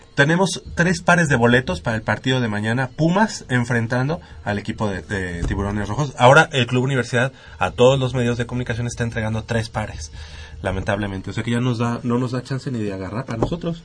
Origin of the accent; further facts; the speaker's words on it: Mexico; somos mexicanos